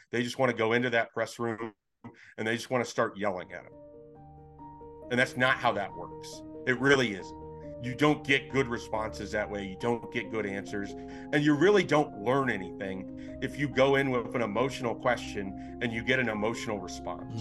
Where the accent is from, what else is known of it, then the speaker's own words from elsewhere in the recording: Nebraska, United States; I'm from Nebraska that I grew up